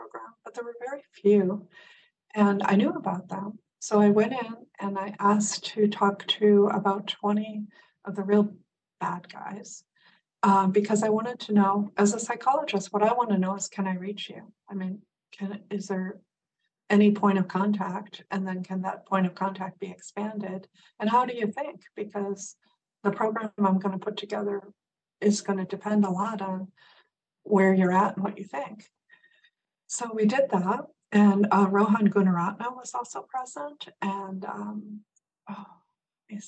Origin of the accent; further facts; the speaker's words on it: Midwest, United States; moved away; I grew up in the Midwest